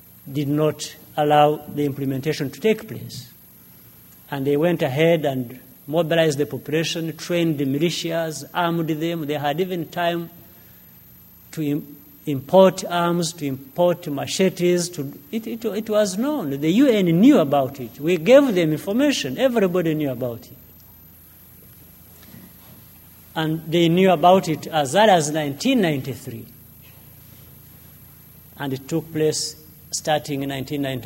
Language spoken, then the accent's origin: English; Uganda; moved away as an adult; now in Rwanda; I left Rwanda when I was 4 years old, living in the neighboring country in Uganda as a refugee for nearly 30 years.